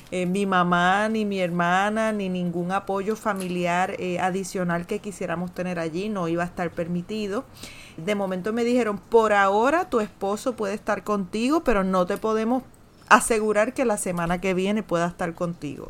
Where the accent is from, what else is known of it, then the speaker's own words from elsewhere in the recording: Puerto Rico; ya somos puertorriqueños